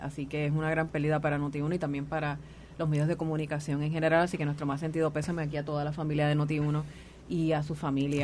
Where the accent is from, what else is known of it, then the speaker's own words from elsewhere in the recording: Puerto Rico; yo como puertorriqueña